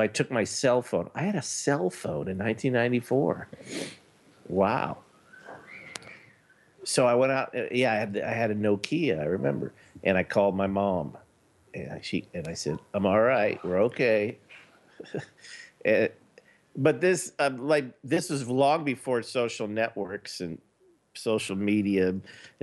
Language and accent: English; Los Angeles, California, United States; I was born in Los Angeles. I lived there my entire life